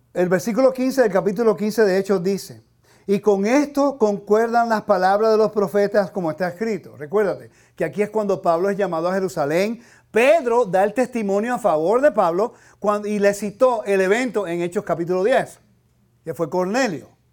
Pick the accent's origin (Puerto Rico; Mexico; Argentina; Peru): Puerto Rico; now in United States; Yo soy ciudadano americano, nacido en Puerto Rico